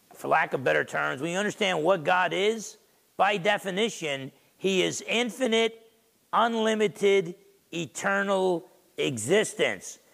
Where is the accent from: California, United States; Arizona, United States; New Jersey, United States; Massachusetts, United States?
New Jersey, United States; Essex County; grandson of Portuguese and Italian immigrants growing up in Essex County, New Jersey